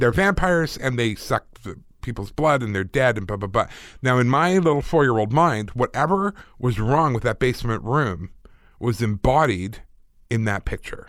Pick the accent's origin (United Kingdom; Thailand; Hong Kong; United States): United Kingdom; I'm British.